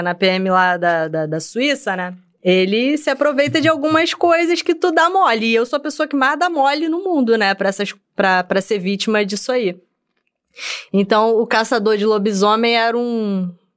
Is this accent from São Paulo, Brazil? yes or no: no; Rio de Janeiro, Brazil; also born or lived in Bangu; Eu, eu nasci em Bangu, fui criada em Senador Camará